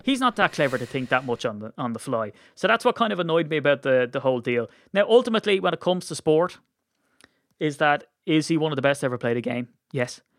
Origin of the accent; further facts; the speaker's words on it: Ireland; we're Irish